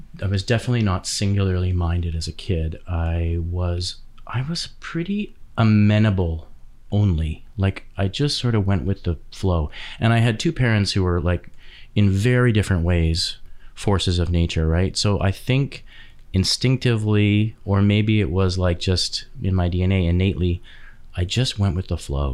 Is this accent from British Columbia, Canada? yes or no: yes; West Vancouver, British Columbia, Canada; born or raised there; also born or lived in Edmonton, Alberta